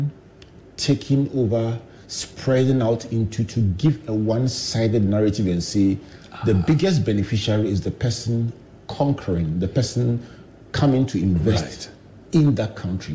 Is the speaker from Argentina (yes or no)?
no; Ghana; as a Ghanaian